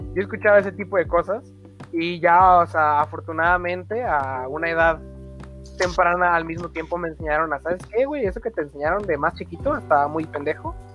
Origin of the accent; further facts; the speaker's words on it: Mexico; como mexicanos